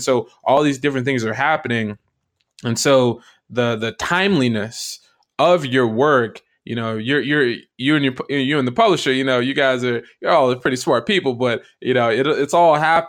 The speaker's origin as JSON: {"language": "English", "region": "Florida", "country": "United States", "tie": "born or raised there", "said": "especially as a Southerner, and particularly as someone who grew up in Florida and have many friends from Pensacola in particular"}